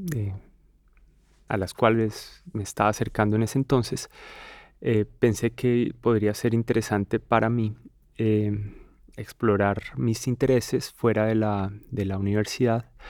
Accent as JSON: {"language": "Spanish", "country": "Colombia", "said": "en mi país, en Colombia"}